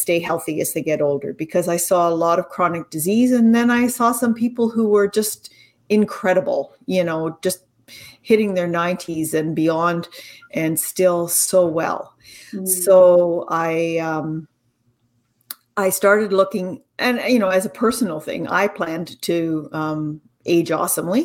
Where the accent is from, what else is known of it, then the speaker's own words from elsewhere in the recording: Canada; also born or lived in Ontario; I'm Canadian